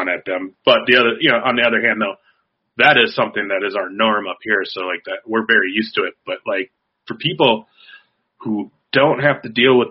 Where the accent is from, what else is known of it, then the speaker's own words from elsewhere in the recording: Minnesota, United States; we're Minnesota